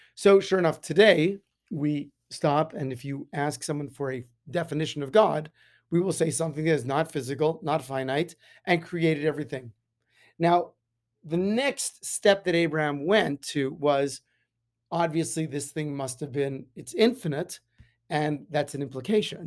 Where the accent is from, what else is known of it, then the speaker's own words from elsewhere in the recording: Las Vegas, Nevada, United States; growing up in Las Vegas, the sun is very powerful